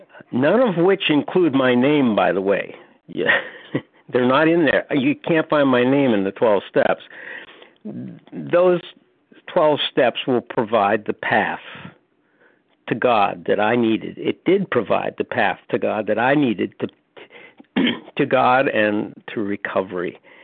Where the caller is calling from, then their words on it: North Carolina, United States; This is …, recovered compulsive eater from North Carolina.